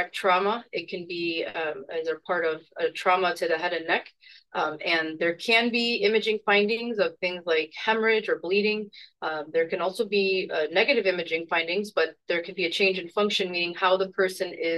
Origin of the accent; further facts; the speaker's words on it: Chicago, Illinois, United States; moved away as an adult; now in Seattle, United States; I'm also a Chicagoan, born and raised, and recently moved to Seattle, Washington.